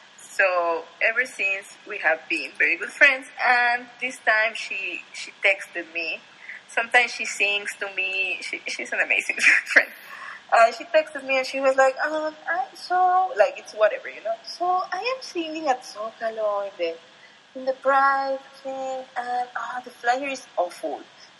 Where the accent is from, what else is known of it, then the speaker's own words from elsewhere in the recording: State of Mexico, Mexico; I was growing up in Estado de Mexico and whatever, and I was looking to YouTube.